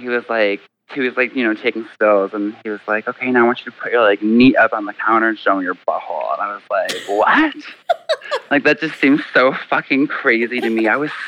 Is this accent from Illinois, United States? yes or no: yes; Chicago, Illinois, United States; I'm from Chicago.